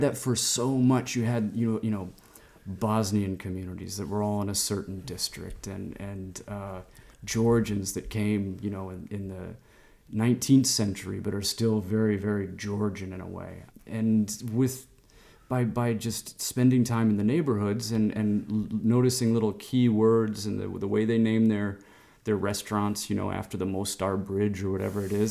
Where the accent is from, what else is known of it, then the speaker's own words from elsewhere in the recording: Chicago, Illinois, United States; moved away as an adult; also born or lived in Istanbul, Turkey; now in Lisbon, Portugal; my hometown of Chicago growing up